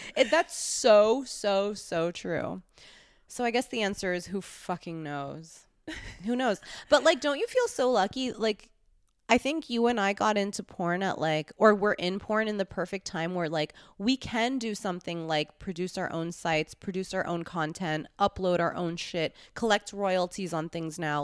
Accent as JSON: {"language": "English", "town": "New York City", "region": "New York", "country": "United States", "tie": "born or raised there", "also_born_or_lived": "Los Angeles", "said": "I grew up in New York"}